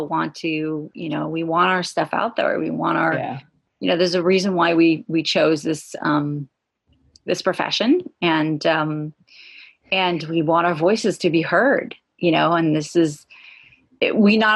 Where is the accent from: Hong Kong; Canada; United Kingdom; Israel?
Israel; also born or lived in California / Los Angeles; my brothers and I went to live with my mom in Los Angeles for 2 years, and then we moved to Israel.